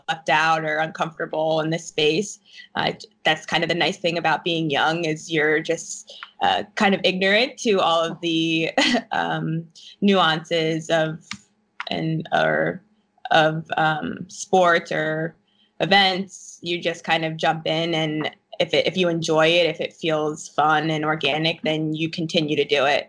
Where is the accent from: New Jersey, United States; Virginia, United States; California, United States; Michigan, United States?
New Jersey, United States; I'm from New Jersey